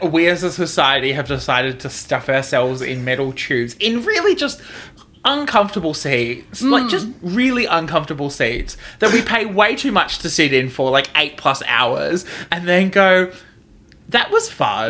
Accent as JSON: {"language": "English", "town": "Sydney", "region": "New South Wales", "country": "Australia", "tie": "born or raised there", "accent": "Australian", "moved": "yes", "lives_now": "Victoria, Australia", "said": "And in New South Wales, where I was born in Sydney, which is the capital city of New South Wales."}